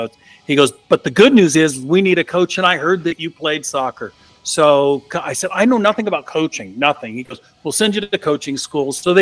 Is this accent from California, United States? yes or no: yes; East Bay, just outside of Oakland, California, United States; I am from the San Francisco Bay Area, which can extend pretty big. Born and raised in the East Bay, just outside of Oakland.